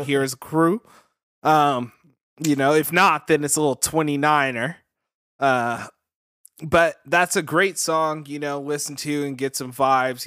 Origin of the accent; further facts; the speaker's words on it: Vallejo, California, United States; I'm from Vallejo, and we got Six Flags here